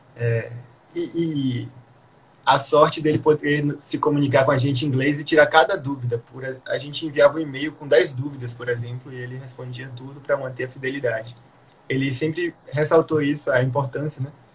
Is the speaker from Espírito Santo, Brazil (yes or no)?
no; Bahia, Brazil; eu sou baiano, né, nordestino